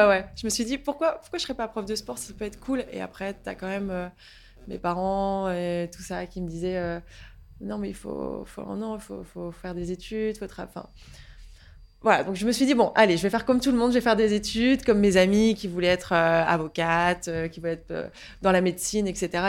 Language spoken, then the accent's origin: French; Saint-Quentin, Hauts-de-France, France; moved away as an adult; now in Paris, France; je suis née en Picardie à la base, dans une petite ville qui s'appelle Saint-Quentin